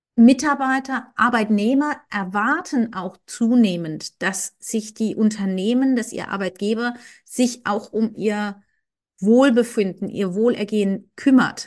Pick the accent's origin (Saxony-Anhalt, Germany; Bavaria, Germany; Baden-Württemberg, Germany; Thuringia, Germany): Baden-Württemberg, Germany; Karlsruhe; moved away as an adult; also born or lived in Koblenz / Frankfurt / England; ich komme ursprünglich aus dem Süden Deutschlands, aus Karlsruhe, bin da aufgewachsen